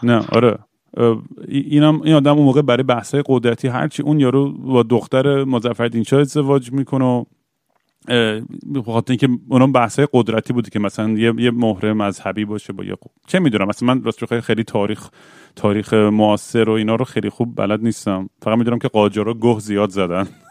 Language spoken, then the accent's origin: Persian; Tabriz, East Azerbaijan, Iran; moved away; برگردم تبریز